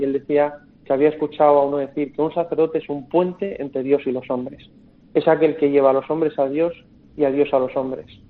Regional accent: Madrid, Community of Madrid, Spain; moved away; yo soy de Madrid

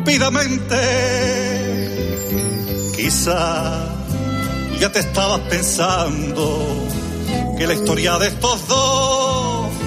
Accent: Spain; Soy español.

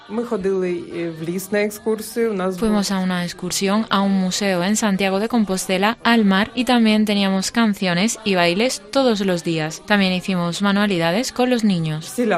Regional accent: Dnipro, Dnipropetrovsk Oblast, Ukraine; moved away as an adult; now in Spain; No nos fuimos de Dnipro hasta los 10 días de empezar los ataques

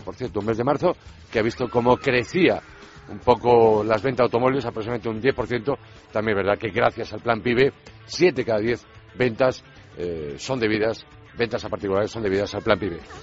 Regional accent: Vigo, Galicia, Spain; now in Madrid, Spain; me voy a ir de Madrid a mi tierra, a Vigo

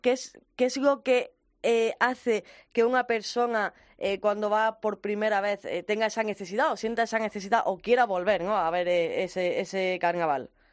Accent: Granada, Andalusia, Spain; vamos a mi tierra, ¿sí? La Universidad de Granada

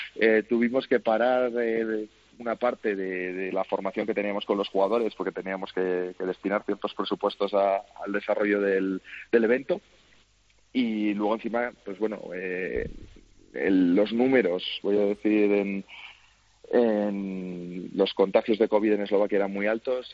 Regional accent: Spain; moved away as an adult; now in Slovakia; yo soy español

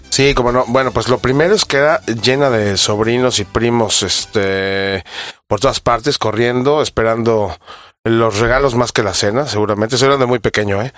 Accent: Mexico City, Mexico; Yo que soy de Ciudad de México

